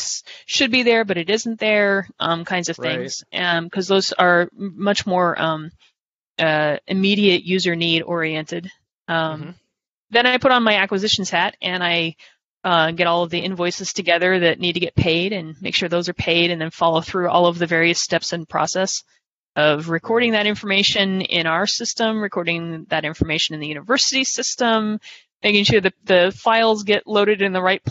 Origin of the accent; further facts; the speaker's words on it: Ohio, United States; I grew up in Ohio.